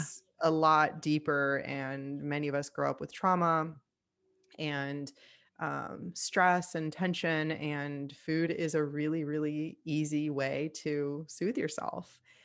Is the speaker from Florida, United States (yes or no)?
yes; Miami, Florida, United States; I moved back home to Miami. I'm from Miami, Florida